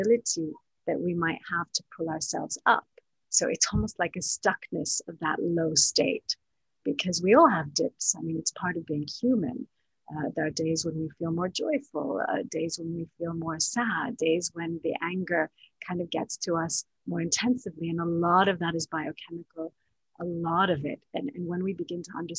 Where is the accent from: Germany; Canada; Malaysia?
Canada; also born or lived in Palestine; now in Dubai, United Arab Emirates; my parents are both Palestinian, although I was born in Canada.